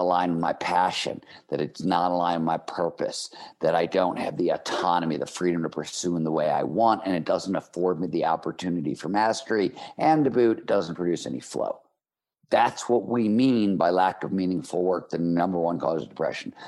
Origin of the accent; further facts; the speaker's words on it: Cleveland, Ohio, United States; I grew up in Cleveland, Ohio in the 1970s